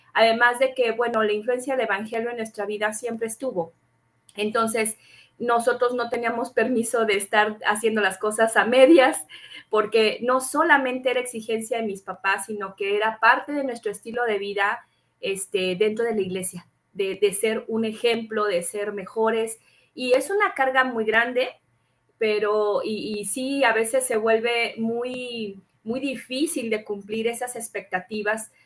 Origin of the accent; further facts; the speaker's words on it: Durango, Mexico; also born or lived in Mexico City; tuvimos que mudarnos precisamente de la Ciudad de México a Durango